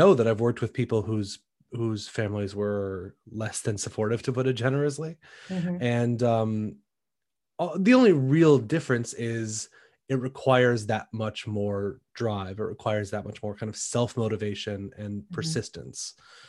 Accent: Shaker Heights, Ohio, United States; also born or lived in Washington, D.C.; I grew up I was born in Washington, D.C. Uh-huh. When I was a baby, I moved to Shaker Heights, Ohio, and that's where I grew up.

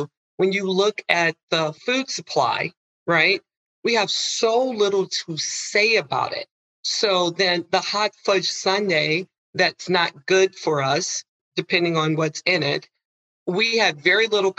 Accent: Midwest, United States; now in Arizona, United States; me growing up in the Midwest.

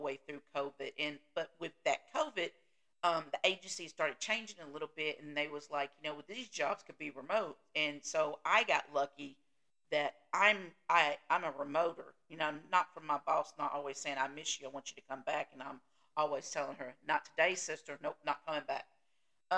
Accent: the South, United States; I'm from the South

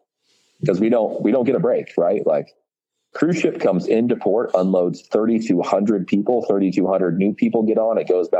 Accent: Georgetown, United States; Like I'm a chef, you know, but I grew up in Georgetown. I can milk a fucking goat. I know how to make cheese.

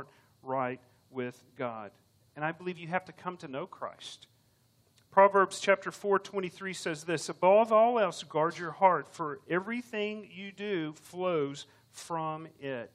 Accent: Round Rock, Texas, United States; I grew up in Round Rock, not too far from here

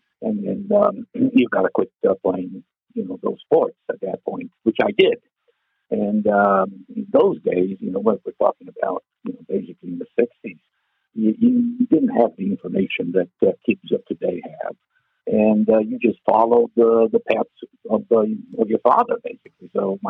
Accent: São Paulo, Brazil; now in United States; I am from São Paulo, which is a very, very large city

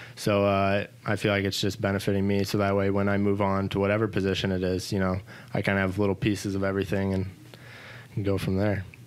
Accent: Pontiac, Illinois, United States; I was born and raised in Pontiac, Illinois

